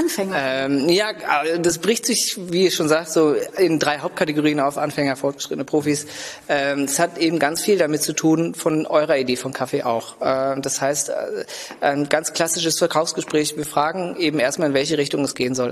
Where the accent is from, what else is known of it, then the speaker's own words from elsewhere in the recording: Lübeck, Schleswig-Holstein, Germany; also born or lived in England / Berlin / Copenhagen; ich bin hier in Lübeck geboren, aufgewachsen